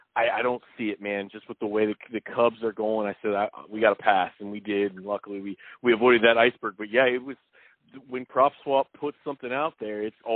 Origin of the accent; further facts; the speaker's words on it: Midwest, United States; they could tell I was from the Midwest, you know.